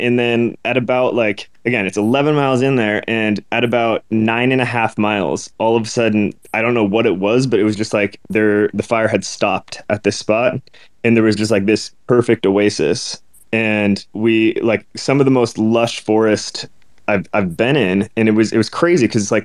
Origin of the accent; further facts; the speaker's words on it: Portland, Oregon, United States; born and raised in Portland, Oregon